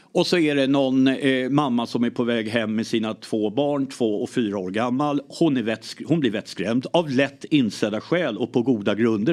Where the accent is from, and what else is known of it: Lidingö, Stockholm County, Sweden; born or raised there; also born or lived in Ireland